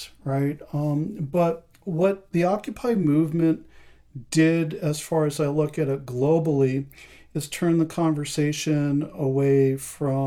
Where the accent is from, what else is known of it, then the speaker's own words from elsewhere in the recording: outside of New York City, United States; moved away as an adult; also born or lived in Boston / Atlanta / Columbus, Ohio / Las Vegas; now in Portland, United States; I grew up outside of New York City, the not so shiny Disney version of New York